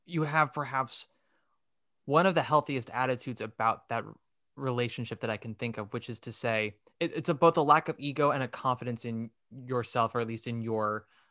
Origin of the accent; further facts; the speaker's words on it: New York, United States; I'm a New York Jew, born and raised, fourth generation